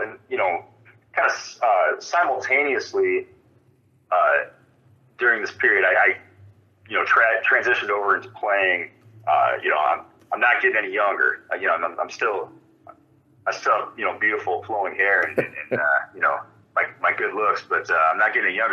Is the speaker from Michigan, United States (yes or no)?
yes; Holland, Michigan, United States; born or raised there; moved away as an adult; also born or lived in Cedar Falls, Iowa / Buhl, Minnesota; now in Minnesota, United States